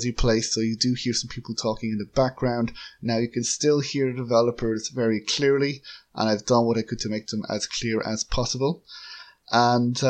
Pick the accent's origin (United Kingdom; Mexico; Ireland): Ireland; I'm from Ireland